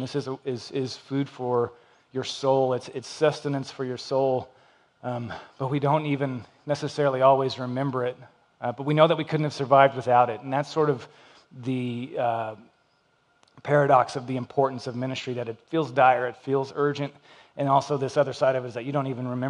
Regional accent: Lubbock, Texas, United States; moved away as an adult; I grew up in Lubbock, Texas. I got here 19 years ago

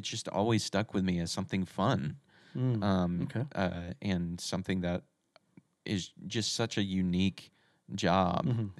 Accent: Texas, United States; I'm originally from Texas, so gotcha. This was started off in Dallas.

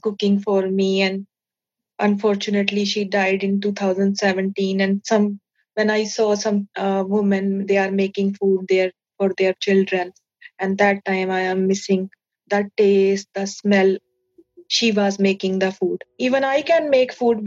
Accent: India; moved away as an adult; now in Bradford, United Kingdom; I am from India. And I came in UK 2013, and I was an asylum seeker

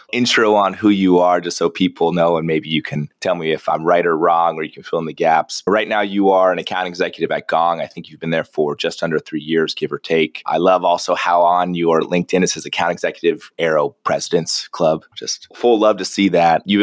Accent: San Diego, California, United States; I grew up in San Diego

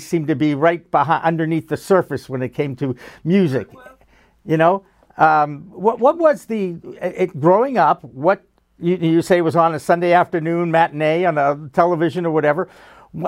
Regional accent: Newton, Massachusetts, United States; I grew up outside of Boston in Newton, Massachusetts, a very nice suburb of Boston.

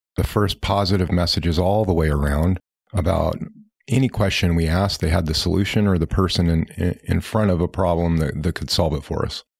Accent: Pacific Northwest, United States; now in Northwest Arkansas, United States; growing up in the Pacific Northwest

